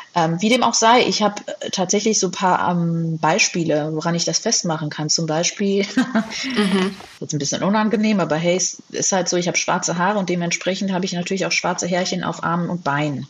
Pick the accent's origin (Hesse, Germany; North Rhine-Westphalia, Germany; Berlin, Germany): Hesse, Germany; also born or lived in United States; Und mein Bruder und ich, wir sind in Deutschland geboren und aufgewachsen